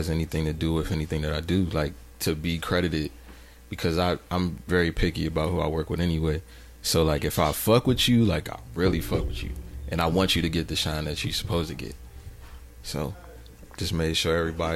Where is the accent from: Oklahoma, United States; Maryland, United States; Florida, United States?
Maryland, United States; PG County; we from PG County, so PG County is Little Nigeria